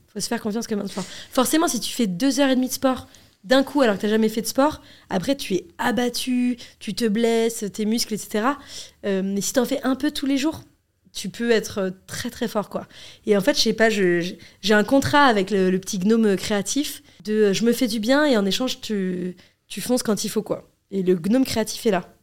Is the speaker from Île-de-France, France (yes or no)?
yes; Paris, Île-de-France, France; j'ai grandi dans une classe moyenne à Paris